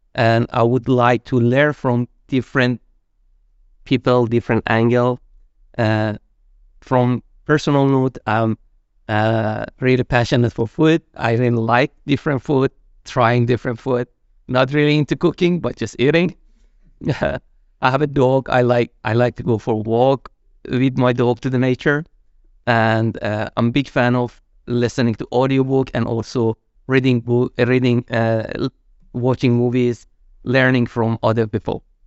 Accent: Iran; moved away as an adult; also born or lived in Malaysia; now in Sweden; I'm originally from Iran

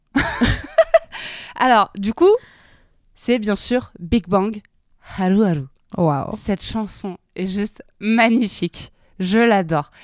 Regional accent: south of France, France; mon petit patelin dans le sud de la France

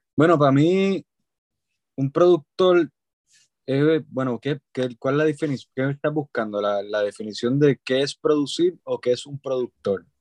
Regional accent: Puerto Rico; soy un músico este, puertorriqueño

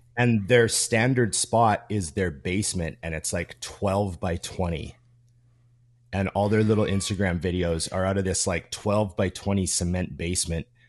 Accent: Canada; I'm Canadian

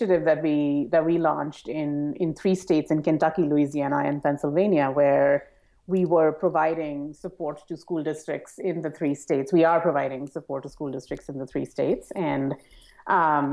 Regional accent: India; I grew up in India and worked

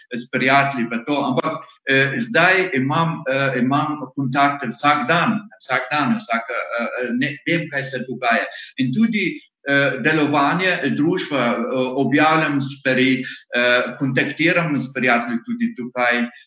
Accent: Iraq; Slovenian is a second language; moved away as an adult; now in Slovenia; jaz sem iz Iraka

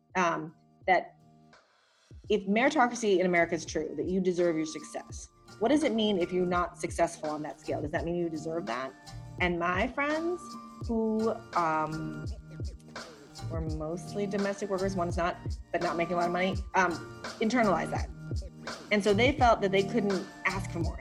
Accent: Philippines; I'm from the Philippines

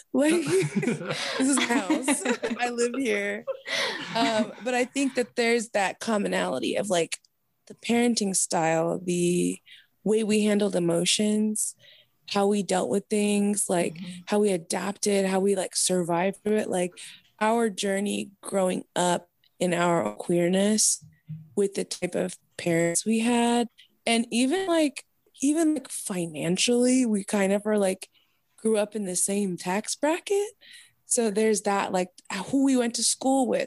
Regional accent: Arizona, United States; I was raised in Arizona

